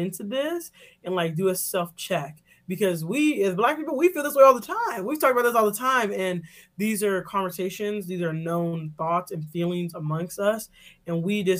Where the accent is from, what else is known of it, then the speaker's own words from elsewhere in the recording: Chicago, Illinois, United States; I grew up in Chicago